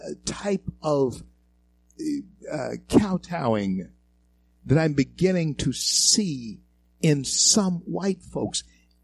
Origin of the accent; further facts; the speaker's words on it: the South, United States; And in being a 64-year-old black man in this country all my life, I can tell, and growing up in the South, I can tell you this.